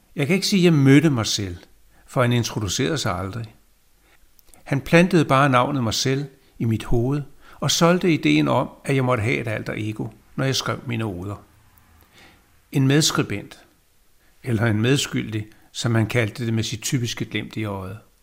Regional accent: Copenhagen, Capital Region of Denmark, Denmark; jeg er født i København. Landet hedder Danmark

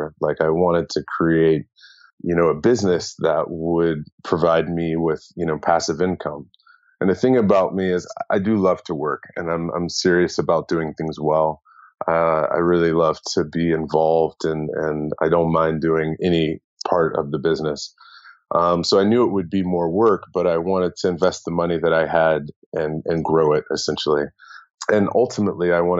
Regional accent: United States; moved away as an adult; also born or lived in San Francisco; now in Bangkok, Thailand; as an American

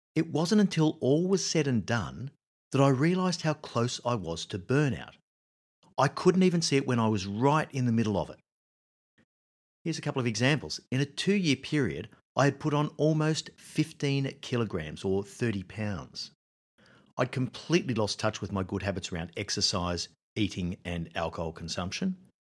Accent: Australia; moved away; I was living in Australia, my home country.

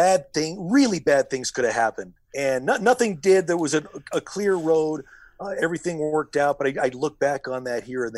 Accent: Colorado, United States; I grew up driving in Colorado

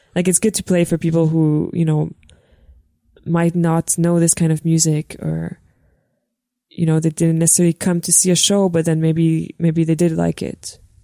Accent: Montreal, Quebec, Canada; also born or lived in North Shore; I'm I'm from Montreal. Yeah, I was born in the North Shore.

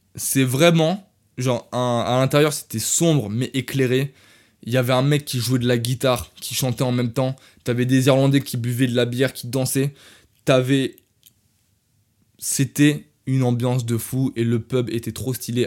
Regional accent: France; accent: French; je viens de France.

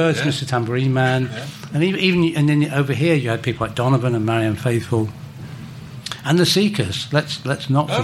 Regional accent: London, United Kingdom; I was from South London

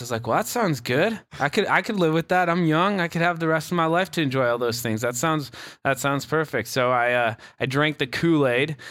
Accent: Bogotá, Colombia; also born or lived in Canada; now in Asheville, United States; I grew up in Bogota, Colombia

